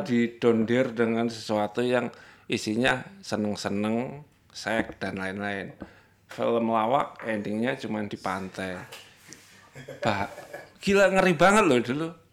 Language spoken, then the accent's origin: Indonesian; Java, Indonesia; gue orang Jawa